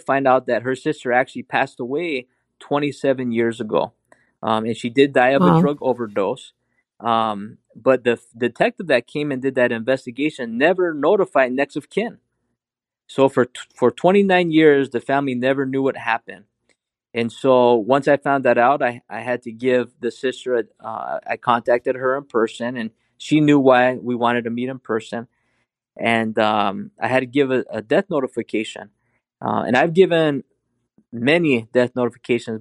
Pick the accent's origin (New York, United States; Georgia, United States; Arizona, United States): Arizona, United States; I'm Native American, Navajo and Hopi. I'm retired law enforcement from here in Arizona.